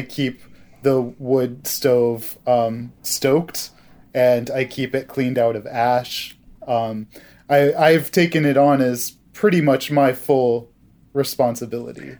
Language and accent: English; Hancock, Maine, United States; now in Vermont, United States; I grew up in the town of Hancock, Maine.